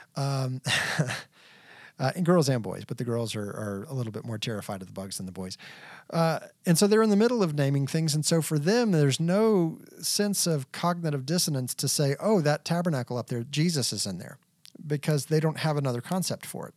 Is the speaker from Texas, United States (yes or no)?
yes; Texas, United States; also born or lived in New Hampshire / Kentucky / Kansas; now in Colorado Springs, United States; I'm a Texas boy. I grew up in Texas